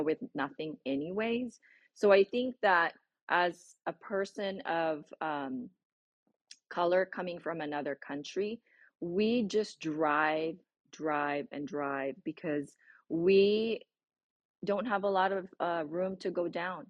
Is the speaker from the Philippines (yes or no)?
yes; Philippines; English is a second language; moved away as an adult; now in United States; I already had spoken a lot of English, broken once in the university that I was in, the Philippines, because that was our medium of instruction